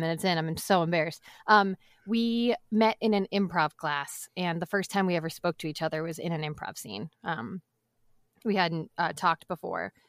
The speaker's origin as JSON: {"language": "English", "town": "Boston", "region": "Massachusetts", "country": "United States", "tie": "born or raised there", "said": "I'm from Boston, so I grew up eating a lot of seafood"}